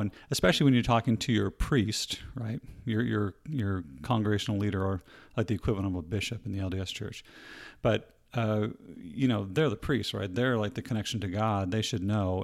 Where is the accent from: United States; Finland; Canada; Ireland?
Canada; Nova Scotia; I was, uh, born and raised in Canada and, uh, specifically in the province of Nova Scotia, which is on the very east coast